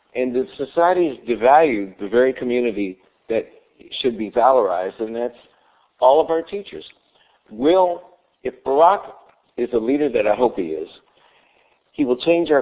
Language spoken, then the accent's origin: English; West Virginia, United States; moved away; I grew up in West Virginia